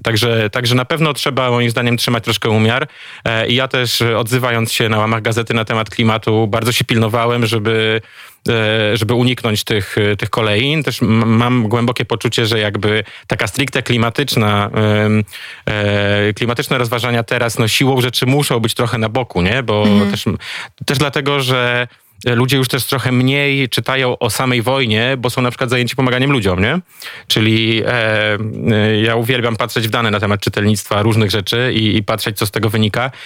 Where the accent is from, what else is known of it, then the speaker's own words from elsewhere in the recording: eastern voivodeships of Poland, eastern Poland, Poland; moved away; Mam dobry kontakt ze wschodnimi województwami Polski, skąd pochodzę